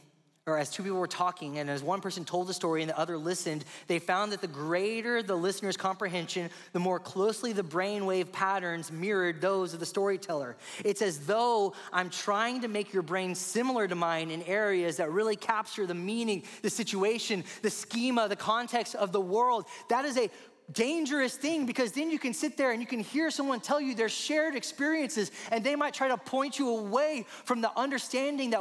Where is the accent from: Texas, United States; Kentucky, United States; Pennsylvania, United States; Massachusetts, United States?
Texas, United States; Rio Grande Valley; I grew up in the Rio Grande Valley, the southernmost part of the state.